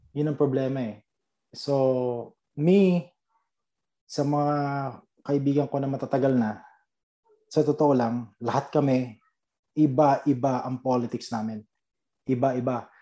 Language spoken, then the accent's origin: Tagalog; Philippines; moved away; The Filipino ako